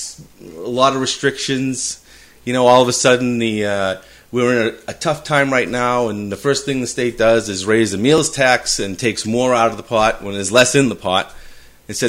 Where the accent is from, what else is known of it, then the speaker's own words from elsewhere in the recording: Peabody, Massachusetts, United States; moved away as an adult; now in Rindge, United States; I'm originally from Peabody, Massachusetts. Born and raised.